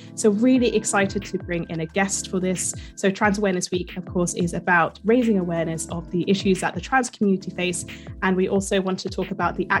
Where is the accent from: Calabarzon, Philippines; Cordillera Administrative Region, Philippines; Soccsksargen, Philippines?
Cordillera Administrative Region, Philippines; Bontoc; our family are Ilocano but from the north. So I remember, I think my mum went to university in Baguio, but I'm originally from Bontoc.